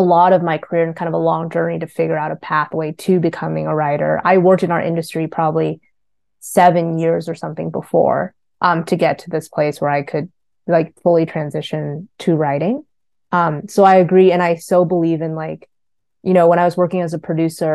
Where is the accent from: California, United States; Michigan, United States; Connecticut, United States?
California, United States; Northern; English is a second language; also born or lived in Ho Chi Minh City, Vietnam; So I was born in Vietnam, in Saigon, Ho Chi Minh City, and I grew up there until I was five. And then my family immigrated here to Northern California when I was younger.